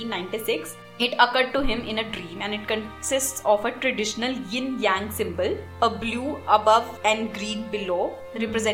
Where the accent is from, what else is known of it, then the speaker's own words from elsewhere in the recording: India; in India we don't